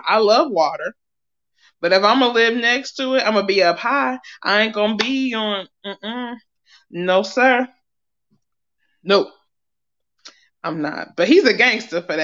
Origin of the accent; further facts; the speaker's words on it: Ohio, United States; moved away; I'm from Ohio